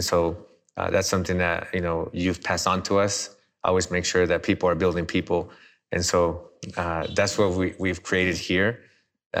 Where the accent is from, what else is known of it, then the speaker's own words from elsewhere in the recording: United States; moved away; being born in the States